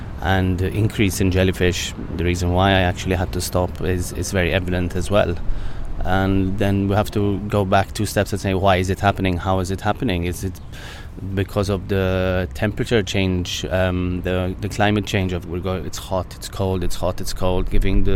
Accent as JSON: {"language": "English", "country": "Malta", "said": "where I come from Malta"}